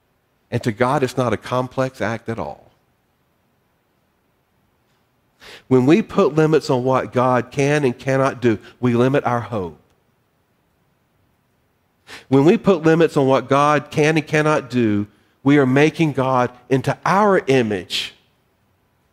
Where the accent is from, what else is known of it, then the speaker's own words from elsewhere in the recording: North Carolina, United States; I'm from North Carolina